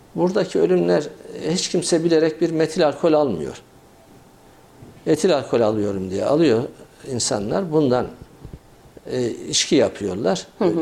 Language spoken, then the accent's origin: Turkish; Kayseri, Kayseri Province, Turkey